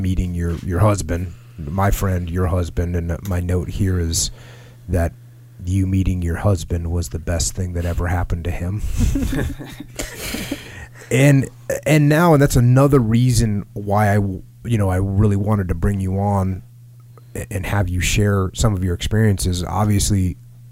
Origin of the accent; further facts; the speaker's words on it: East Coast, United States; I grew up on the East Coast